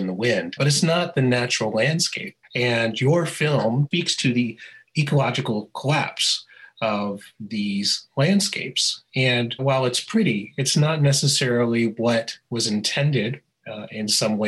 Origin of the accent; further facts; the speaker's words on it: Colorado, United States; moved away; also born or lived in Alaska / Wyoming / North Dakota; I grew up in Alaska, I grew up in Colorado